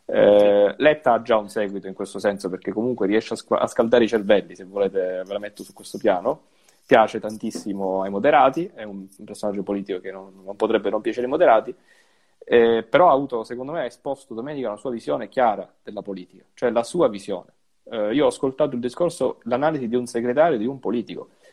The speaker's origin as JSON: {"language": "Italian", "region": "Sicily", "country": "Italy", "said": "che pure sono siciliano"}